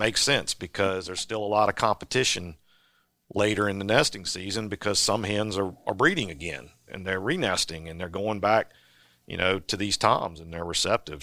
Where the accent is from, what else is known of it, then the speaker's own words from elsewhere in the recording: Virginia, United States; I grew up in Virginia